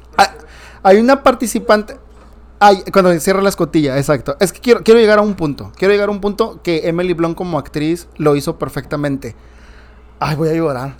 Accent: Nayarit, Mexico; Vallarta, cerca de Nayarit, de donde soy ahí, oriundo

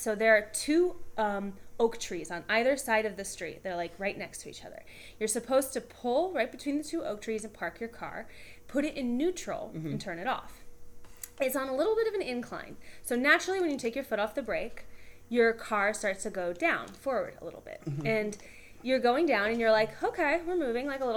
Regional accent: Atlanta, Georgia, United States; I grew up in Atlanta

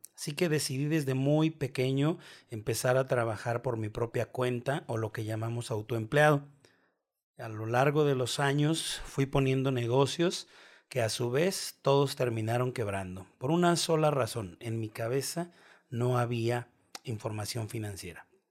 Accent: Guadalajara, Jalisco, Mexico; Soy mexicano, específicamente de la ciudad de Guadalajara. Aquí es donde vivo desde hace 33 años.

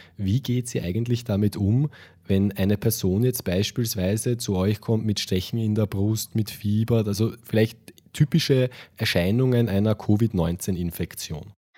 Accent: Austria; wir in Österreich

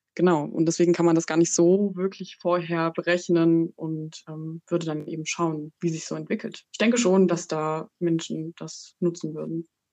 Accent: Burgenlandkreis, Saxony-Anhalt, Germany; now in Halle, Germany; Ich komme aus dem Burgenlandkreis. Ähm, ich bin in einer, ja, in einer 2000 Seelen Dorf aufgewachsen

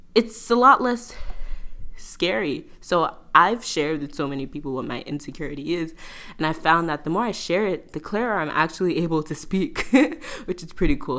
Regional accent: New York, United States; I'm originally from New York

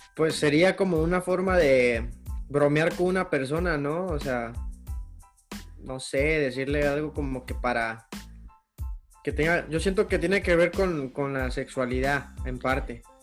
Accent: Acapulco, Guerrero, Mexico; soy de Acapulco, allá casi no, güey, casi no hay mucho tiro

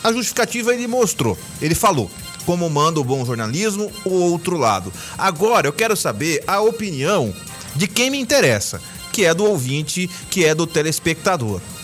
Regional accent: Cuiabá, Mato Grosso, Brazil; eu sou cidadão cuiabano, moro em Cuiabá, nasci em Cuiabá

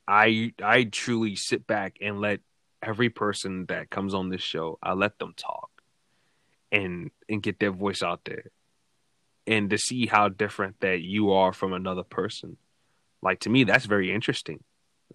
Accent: New York City, New York, United States; I'm from Brooklyn

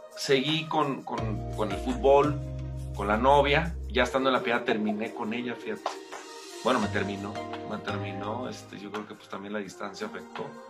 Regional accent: León, Guanajuato, Mexico; nací en León, Guanajuato

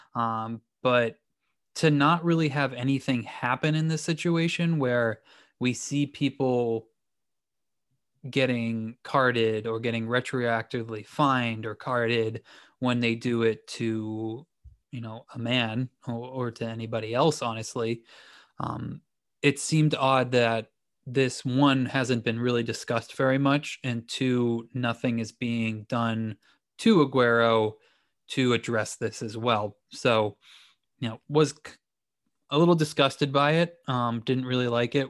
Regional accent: New England, United States; I grew up in New England

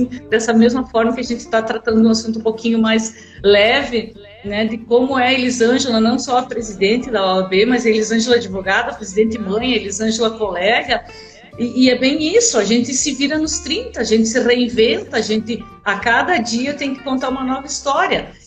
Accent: Luzerna, Santa Catarina, Brazil; also born or lived in Joaçaba

